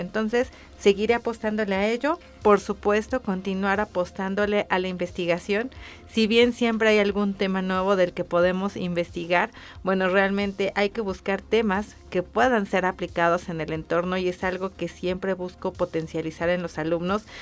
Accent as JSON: {"language": "Spanish", "country": "Mexico"}